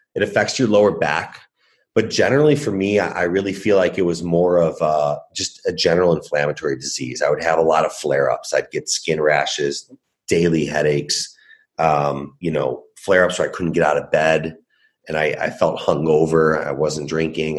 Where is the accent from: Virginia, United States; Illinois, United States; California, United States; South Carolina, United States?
Illinois, United States; Chicago; I was born and raised in Chicago